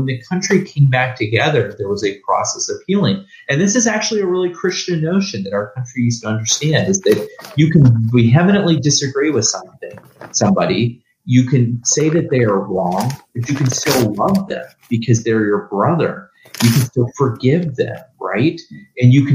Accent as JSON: {"language": "English", "region": "Ohio", "country": "United States", "tie": "born or raised there", "said": "I'm from Ohio. I was born and raised in Ohio"}